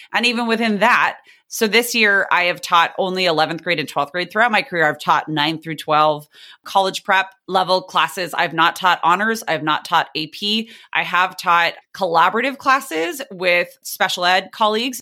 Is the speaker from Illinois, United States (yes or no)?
no; San Diego, California, United States; I teach in the district where I grew up in San Diego, California.